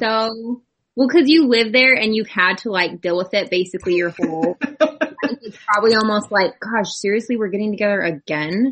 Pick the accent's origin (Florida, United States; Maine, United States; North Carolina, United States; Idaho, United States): Idaho, United States; we're from Idaho